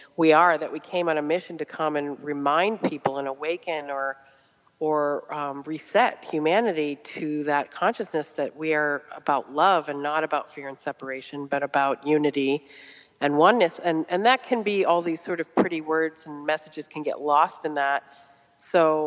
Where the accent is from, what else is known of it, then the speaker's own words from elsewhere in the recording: Randolph, Massachusetts, United States; also born or lived in Canton, Massachusetts / Brookline, Massachusetts; we grew up in Randolph, Massachusetts, and then moved to Canton